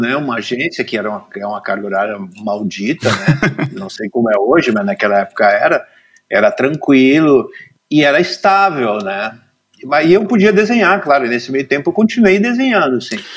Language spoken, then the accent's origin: Portuguese; Cachoeira do Sul, Rio Grande do Sul, Brazil; Eu nasci em Cachoeira do Sul, no interior, bem no centro do Rio Grande do Sul